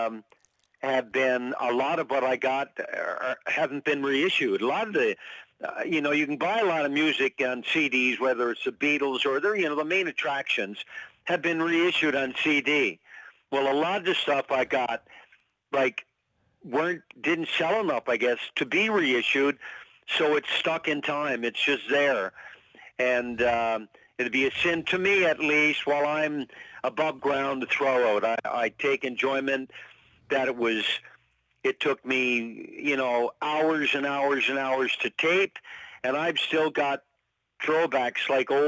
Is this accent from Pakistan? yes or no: no; Grand Falls-Windsor, Newfoundland and Labrador, Canada; When I was growing up in Newfoundland